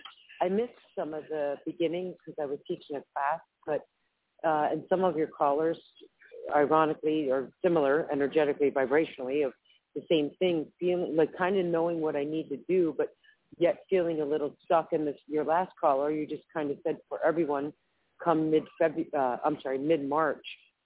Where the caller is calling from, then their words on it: Philadelphia, Pennsylvania, United States; Hi, Claire Candy. … from Philadelphia.